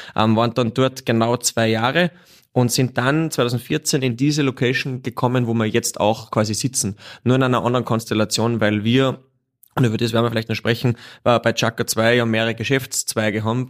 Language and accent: German; Wagrain, Salzburg, Austria; now in Salzburg, Austria; gebürtig aus Wagrein und aber schon seit 20 Jahren in der Stadt Salzburg